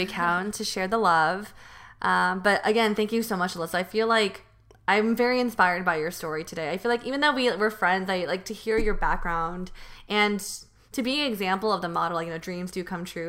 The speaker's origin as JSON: {"language": "English", "town": "Union City", "region": "California", "country": "United States", "tie": "born or raised there", "said": "I grew up on Union City, which is, um, actually in East Bay."}